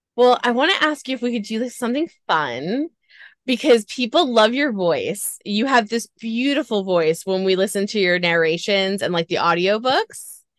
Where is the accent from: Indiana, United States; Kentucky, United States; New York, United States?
New York, United States; New York, my hometown